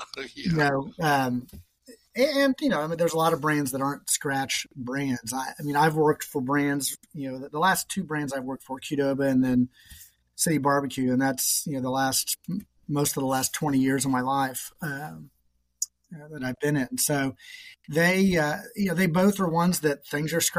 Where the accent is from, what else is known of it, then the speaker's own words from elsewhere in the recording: Indianapolis, Indiana, United States; moved away as an adult; now in Columbus, United States; I grew up and worked in Indianapolis